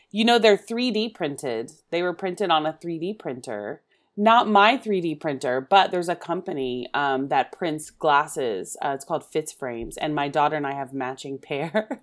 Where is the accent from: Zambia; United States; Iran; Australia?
United States; Oklahoma; moved away; I'm originally from Oklahoma, and I, my family always watched the Carol Burnett show, uh, when I was growing up